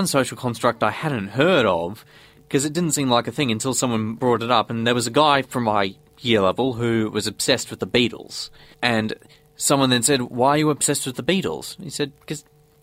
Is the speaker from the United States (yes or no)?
no; Australia; I'm an Australian.